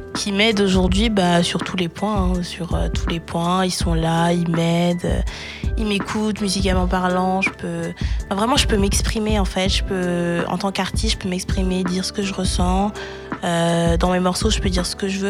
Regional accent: Évry, Île-de-France, France; also born or lived in Courbevoie, France; j'ai grandi à Évry en 91

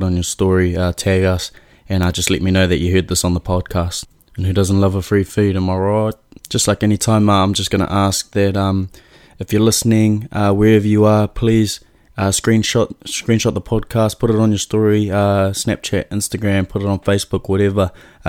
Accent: Mount Maunganui, Bay of Plenty, New Zealand; people would ask, oh, where are you from? And I'd say Mount Maunganui, and they'd go, oh, where's that? Oh, like close to Tauranga

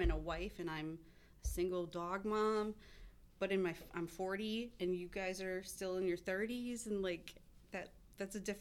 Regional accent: Merrill, Wisconsin, United States; also born or lived in Madison, Wisconsin / Wausau, Wisconsin; I moved back to Wausau 5 years ago from the Madison area, but I grew up in Merrill.

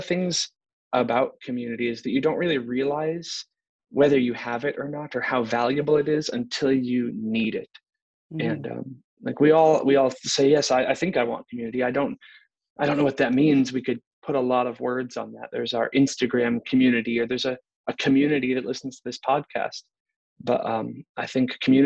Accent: Pennsylvania, United States; moved away as an adult; also born or lived in North Carolina; now in California, United States; I grew up in Pennsylvania where my mom lives. And about 4 years ago, we moved to California.

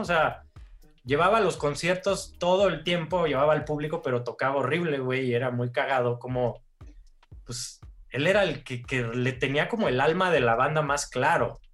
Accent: Mexico; mi jefa mexicana

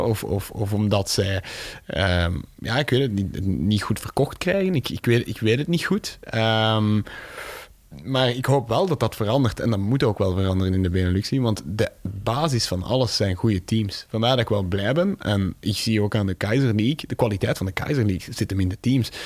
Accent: Tienen, Flanders, Belgium; dat is mijn geboortestad in Tienen

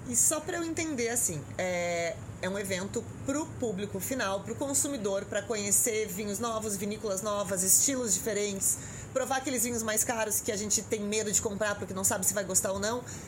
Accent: Rio Grande do Sul, Brazil; now in São Paulo, Brazil; eu que sou do Rio Grande do Sul, que vem daquele inverno que é com muita chuva, cheguei aqui

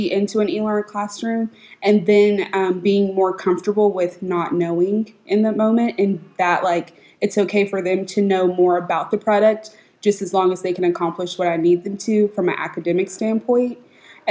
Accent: Richardson, Texas, United States; also born or lived in Dallas, Texas; I'm from Dallas, Texas. I grew up in Richardson ISD.

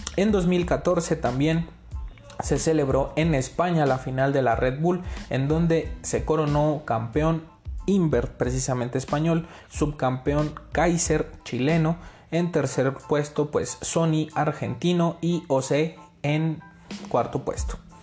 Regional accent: Mexico; soy mexicano

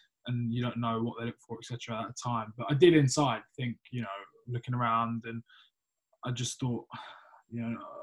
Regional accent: Essex, East of England, United Kingdom; growing up in Essex, London

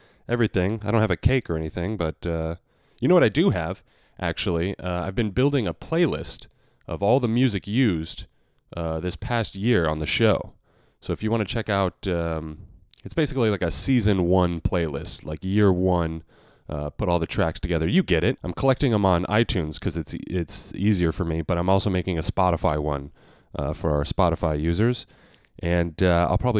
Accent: the West, United States; now in New York, United States; Growing up in the West, you will get a natural howdy every once in a while

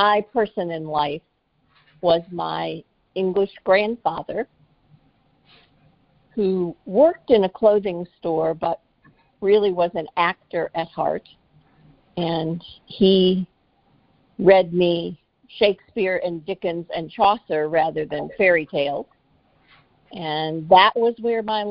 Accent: Joliet, Illinois, United States; I grew up in Joliet, Illinois, which is about 45 minutes to the southwest of Chicago

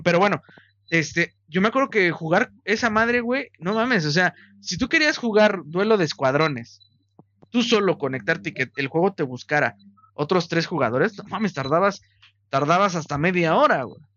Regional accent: Mexico; somos mexicanos

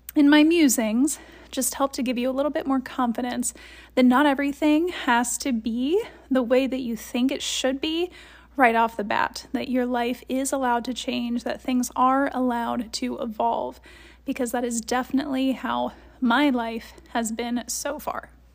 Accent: Columbus, Ohio, United States; moved away; I grew up in Columbus, Ohio

